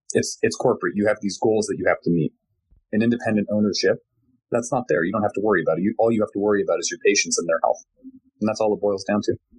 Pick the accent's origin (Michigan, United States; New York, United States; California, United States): California, United States; Glendale; moved away as an adult; also born or lived in Corvallis, Oregon; I was born and raised in Glendale, California